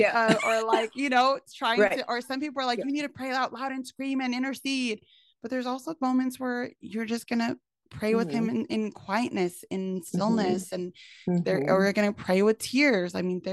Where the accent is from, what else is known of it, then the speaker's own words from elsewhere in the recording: California, United States; I'm from Cali.